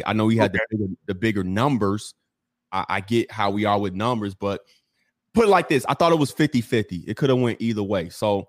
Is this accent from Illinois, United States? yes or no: yes; Chicago, Illinois, United States; I'm from Chicago